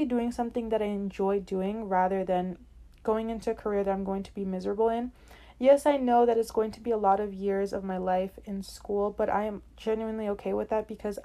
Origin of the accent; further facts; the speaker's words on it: New York City, New York, United States; also born or lived in Brooklyn; I was born in Brooklyn, then moved to Queens for most of my childhood, 11 to 12 years, and have been living here in New York since then